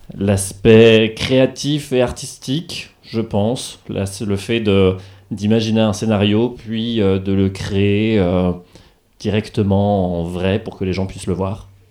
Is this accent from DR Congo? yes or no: no; Charleville-Mézières, Grand Est, France; now in Reims, France; je suis originaire de Charleville-Mézières et maintenant j'habite à Reims